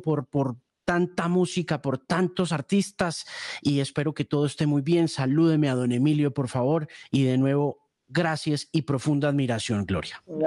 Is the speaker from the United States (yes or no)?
yes; Miami, Florida, United States; Yo me crié en Miami